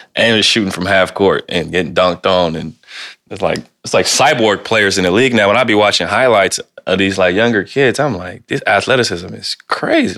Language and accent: English; Ohio, United States; now in Portland, United States; I'm from Ohio